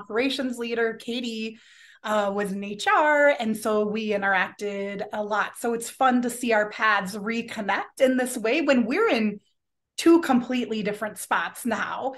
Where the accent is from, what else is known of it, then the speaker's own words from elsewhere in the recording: Los Angeles, California, United States; moved away as an adult; now in Minnesota, United States; I'm originally from Los Angeles, and, um, growing up in California